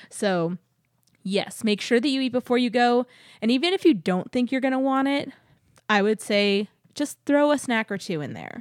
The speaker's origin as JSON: {"language": "English", "region": "Texas", "country": "United States", "tie": "born or raised there", "said": "growing up in Texas"}